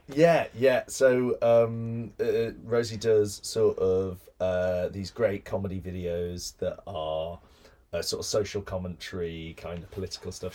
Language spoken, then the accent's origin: English; Birmingham, West Midlands, United Kingdom; I grew up in Birmingham